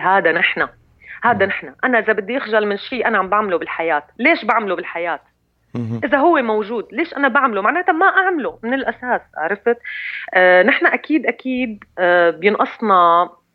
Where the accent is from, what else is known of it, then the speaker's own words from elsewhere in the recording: Syria; كسوريه كسوريه بنتمي لهي الارض ولهذا المكان